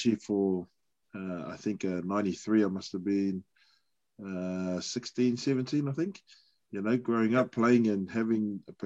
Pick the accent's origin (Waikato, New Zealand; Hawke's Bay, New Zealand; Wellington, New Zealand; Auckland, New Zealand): Auckland, New Zealand; Born and raised in Auckland